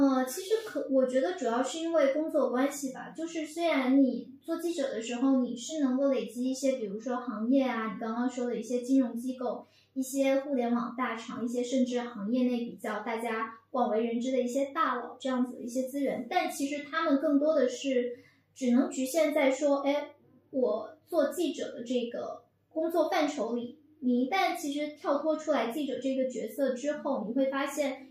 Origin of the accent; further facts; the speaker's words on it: Fujian, China; moved away as an adult; now in Beijing, China; 我是福建的，土生土长